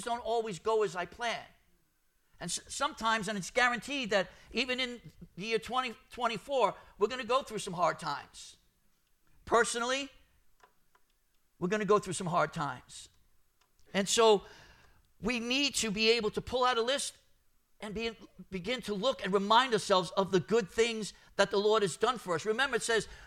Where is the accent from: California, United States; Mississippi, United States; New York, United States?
New York, United States; New York City; I'm Brooklyn, born and bred